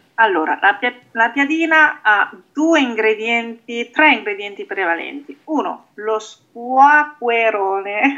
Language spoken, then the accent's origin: Italian; Emilia-Romagna, Italy; io sono romagnola